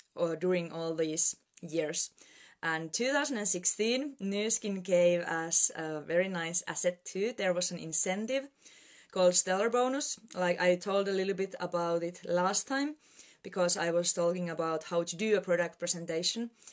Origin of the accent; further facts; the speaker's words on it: Finland; I'm Presidential Director from Finland